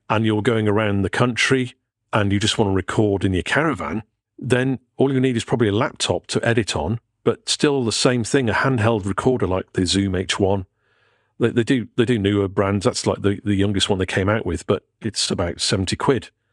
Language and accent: English; Pwllheli, Wales, United Kingdom; moved away; I'm going to Betheli, my hometown